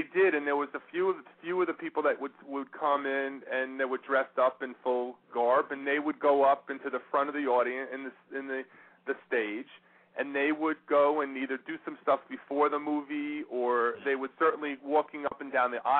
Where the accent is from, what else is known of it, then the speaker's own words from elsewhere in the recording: Long Island, Nassau County, New York, United States; I grew up in Long Island in Nassau County, and we didn't have a lot of things